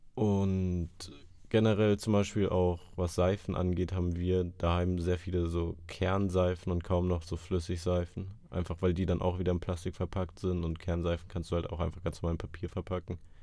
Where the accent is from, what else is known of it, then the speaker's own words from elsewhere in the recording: Munich, Bavaria, Germany; als Münchner